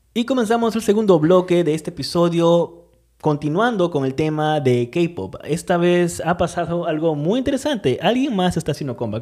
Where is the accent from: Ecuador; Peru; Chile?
Peru; Estamos en Perú actualmente y pues nada, bueno, igual, por más que donde estemos, nuestro pasaporte sigue siendo peruano